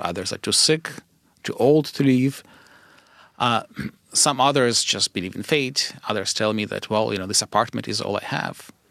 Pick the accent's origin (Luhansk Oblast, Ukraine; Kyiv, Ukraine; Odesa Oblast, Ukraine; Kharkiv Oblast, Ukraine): Kyiv, Ukraine; moved away; I grew up in Kyiv